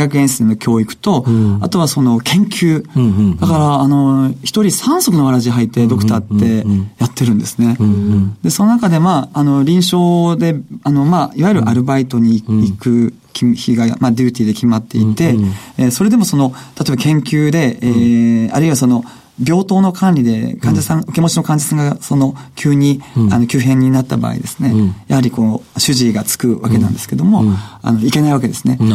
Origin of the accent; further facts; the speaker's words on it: Yame, Fukuoka, Japan; 福岡県八女市